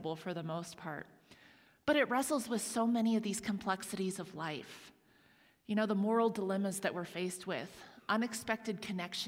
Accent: Huntington, Indiana, United States; the same church that I attended in my hometown of Huntington, Indiana, and we went regularly as I was growing up

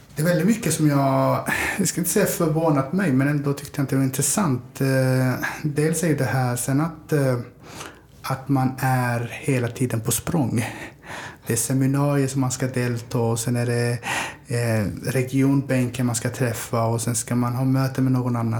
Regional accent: Örebro, Örebro County, Sweden; moved away as an adult; also born or lived in Somalia; now in Malmö, Sweden; Jag är född i Somalia. Eh, kom till Sverige 93 när jag var 10 år gammal. Eh, jag flyttade runt ganska mycket men växte upp i Örebro, i Vivalla

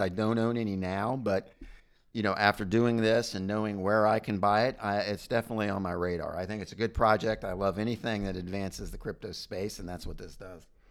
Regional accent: United States; being an American

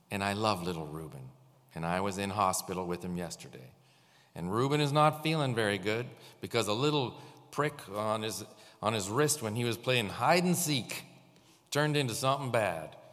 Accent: St. Catharines, Ontario, Canada; born there; You know, I was born in St. Catharines. Do you know that? I was born in Hotel Dieu when the old hospital. I was born here.

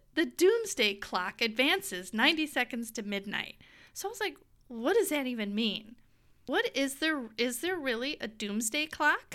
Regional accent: United States; we are so American, in our American bubble

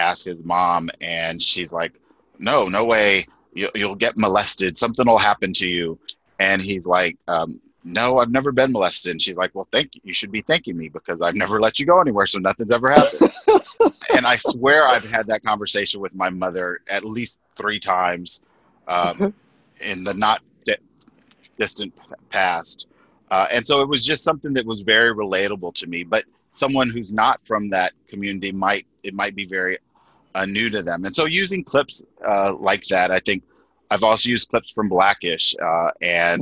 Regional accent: Texas, United States; my background is Mexican American. I was born in Texas

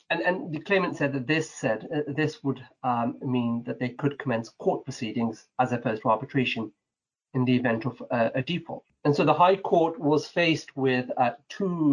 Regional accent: Manchester, North West England, United Kingdom; moved away as an adult; now in London, United Kingdom; I grew up in the north of England, up in Manchester, perhaps most known for its football teams

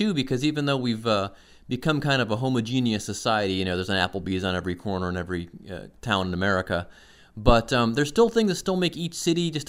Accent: Cleveland, Ohio, United States; I grew up in the Cleveland area, as did my wife.

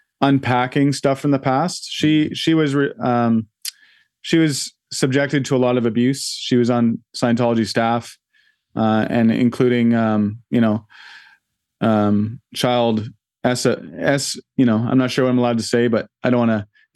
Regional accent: Vancouver, British Columbia, Canada; So I grew up in Vancouver in a little townhouse complex, and across the street was a house with a cherry tree

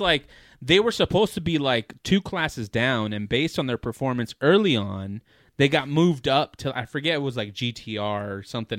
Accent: United States; I'm American.

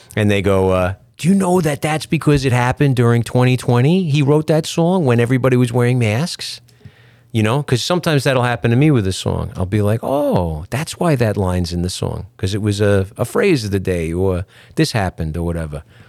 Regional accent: New York, United States; I'm a guy from New York in a reggae band

